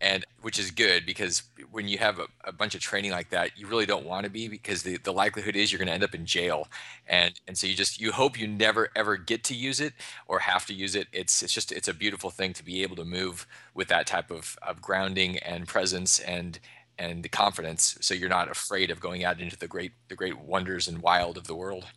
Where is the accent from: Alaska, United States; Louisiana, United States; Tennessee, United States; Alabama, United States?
Alaska, United States; now in Austin, Texas, United States; I grew up in Alaska in the middle of the Arctic.